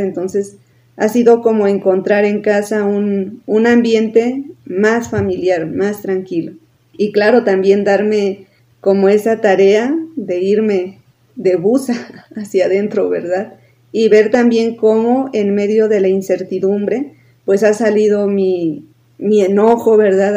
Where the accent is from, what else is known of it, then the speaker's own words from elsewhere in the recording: Tulancingo de Bravo, Hidalgo, Mexico; moved away as an adult; también soy originaria de Tulancingo, de Bravo Hidalgo. Desde el 2006 dejé de vivir en Tulancingo